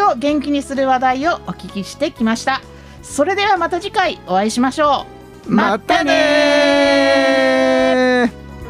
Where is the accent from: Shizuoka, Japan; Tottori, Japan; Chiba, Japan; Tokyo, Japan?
Tottori, Japan; Yonago; 私も米子人